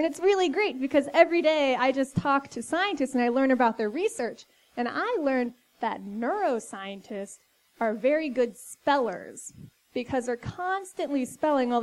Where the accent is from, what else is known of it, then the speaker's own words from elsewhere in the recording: Fairmont, West Virginia, United States; moved away; I was born in West Virginia